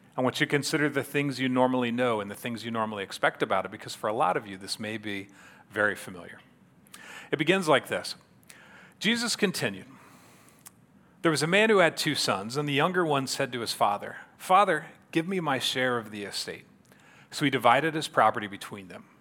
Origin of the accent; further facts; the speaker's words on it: Yorktown, Indiana, United States; I grew up here in Yorktown, so I was a native here